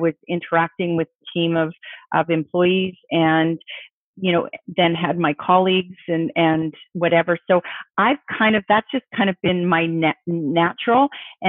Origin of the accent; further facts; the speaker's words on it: Halifax, Nova Scotia, Canada; also born or lived in England; Halifax in Nova Scotia on the East Coast, which is another major naval city. And so I did a lot of my growing up on the East Coast.